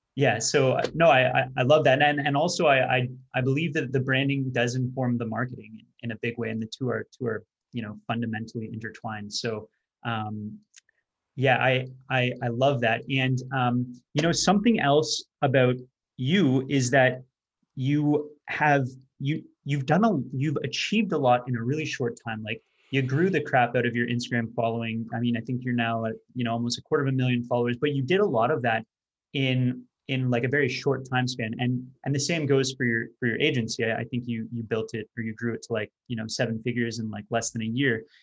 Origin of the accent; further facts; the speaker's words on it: Canada; I'm not American, I'm, I'm Canadian.